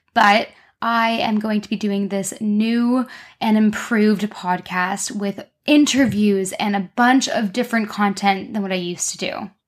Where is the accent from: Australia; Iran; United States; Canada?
Canada; accent: Canadian; moved away as an adult; now in London, United Kingdom; I'm Canadian, hence my accent, not very British